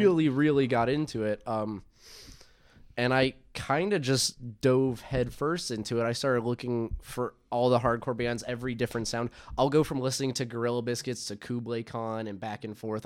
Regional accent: Atlanta, Georgia, United States; now in Chicago, United States; I'm originally from Atlanta

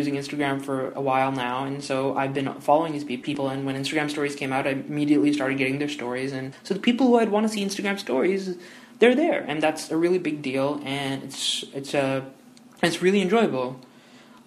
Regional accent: Toronto, Ontario, Canada; moved away as an adult; now in Windsor, Canada; I study at the University of Windsor, but I'm originally from Toronto.

